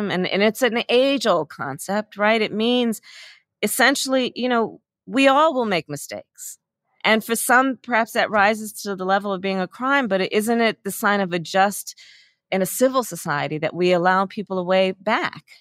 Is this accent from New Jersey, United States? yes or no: no; Oakland, California, United States; I was born in Oakland, California, which is at the heartbeat, I think, of Alameda County, which is a very large county.